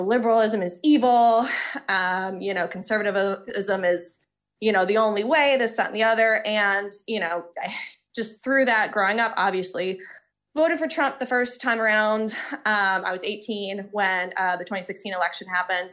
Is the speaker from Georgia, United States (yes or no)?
yes; Georgia, United States; moved away as an adult; now in Boston, United States; I'm originally from Georgia, born and raised